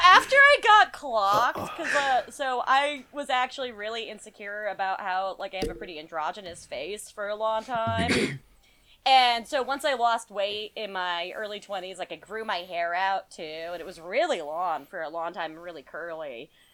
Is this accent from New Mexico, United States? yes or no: yes; New Mexico, United States; moved away; also born or lived in Las Vegas, New Mexico / Denver; I grew up in New Mexico